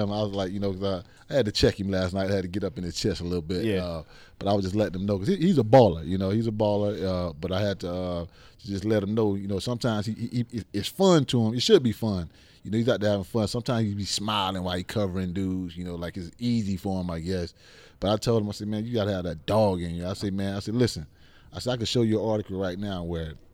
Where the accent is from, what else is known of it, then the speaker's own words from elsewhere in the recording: Miami, Florida, United States; growing up in Liberty City, man. Growing up in the hood, you know, I was raised by both of my parents.